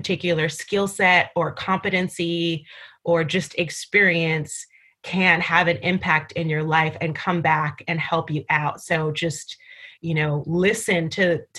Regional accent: New York City, New York, United States; also born or lived in Barbados; I grew up in New York City, so I was going to go back home

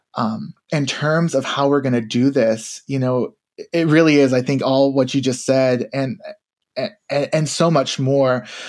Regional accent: Tennessee, United States; I grew up in Tennessee.

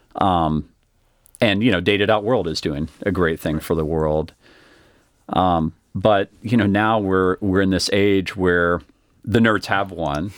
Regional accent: Austin, Texas, United States; I grew up here in Austin

